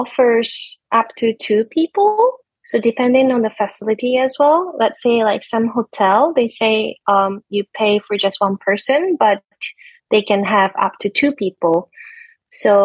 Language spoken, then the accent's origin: English; Japan; English is a second language; I'm from Japan